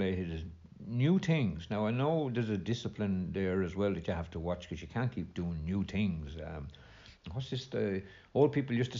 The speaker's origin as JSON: {"language": "English", "town": "Ballyvale", "country": "Ireland", "tie": "born or raised there", "said": "Ballyvale, little small little place."}